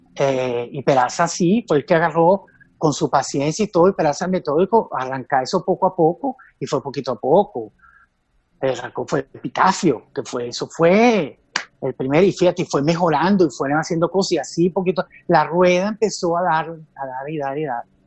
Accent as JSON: {"language": "Spanish", "country": "Venezuela", "said": "éramos venezolanos, éramos venezolanitos"}